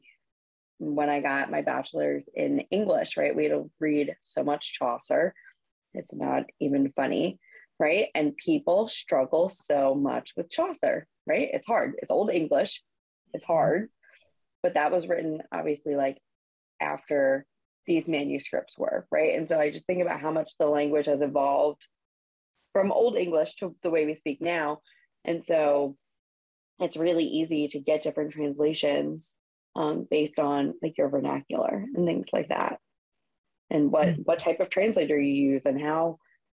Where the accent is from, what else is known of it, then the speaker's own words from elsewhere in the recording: New Jersey, United States; also born or lived in the South; now in Southern United States; I grew up in New Jersey